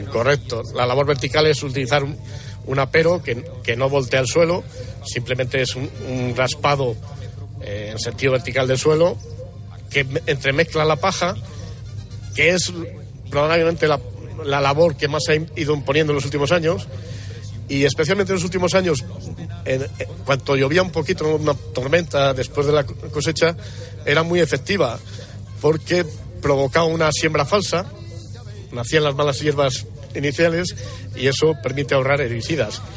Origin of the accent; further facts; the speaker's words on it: Castile and León, Spain; Estamos en mi tierra